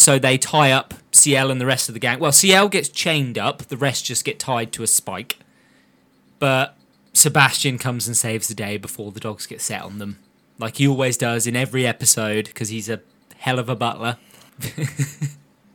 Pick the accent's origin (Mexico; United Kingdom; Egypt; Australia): United Kingdom; We're British.